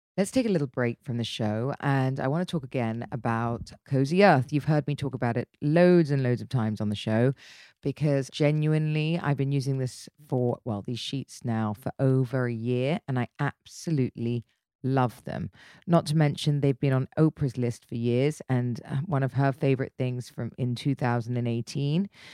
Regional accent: United Kingdom; I'm very British

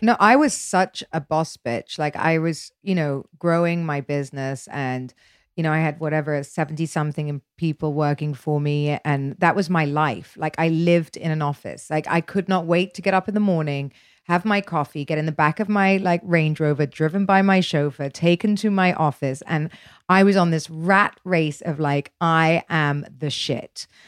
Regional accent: United Kingdom; I'm British

